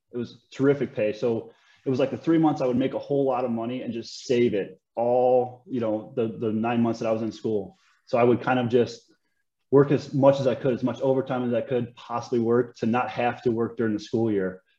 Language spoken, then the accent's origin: English; Schneider, Indiana, United States; I'm from a, a small town in Northwest Indiana